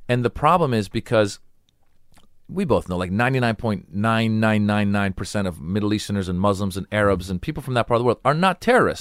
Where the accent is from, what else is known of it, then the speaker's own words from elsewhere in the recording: United States; I grew up in America.